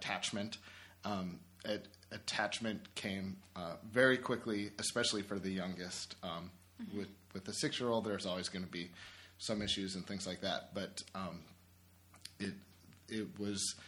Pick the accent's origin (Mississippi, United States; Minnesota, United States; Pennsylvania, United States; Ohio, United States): Pennsylvania, United States; Pittsburgh; moved away as an adult; now in Buffalo, United States; I live in Buffalo. I've been here for over 8 years now with my wife, but I'm originally from Pittsburgh